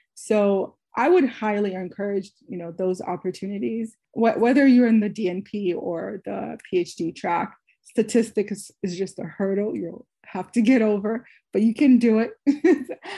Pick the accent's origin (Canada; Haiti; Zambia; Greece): Haiti; now in United States; I was born in Haiti